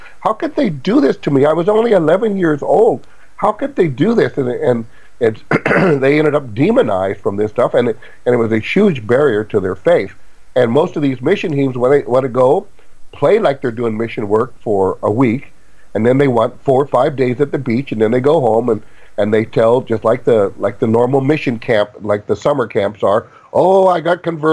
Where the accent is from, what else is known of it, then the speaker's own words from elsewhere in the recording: United States; as an American